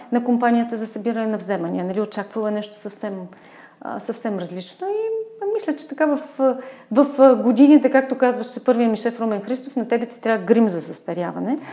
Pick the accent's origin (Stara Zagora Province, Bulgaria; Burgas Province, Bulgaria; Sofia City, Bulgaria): Burgas Province, Bulgaria; Burgas; moved away as an adult; now in Sofia, Bulgaria; аз съм от Бургас